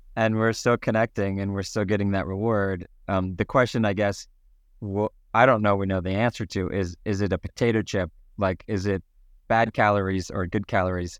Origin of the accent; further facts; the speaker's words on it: Canada; being the Canadian that I am